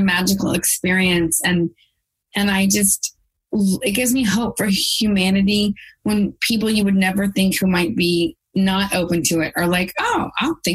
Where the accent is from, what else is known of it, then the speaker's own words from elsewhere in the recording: Texas, United States; I'm from Texas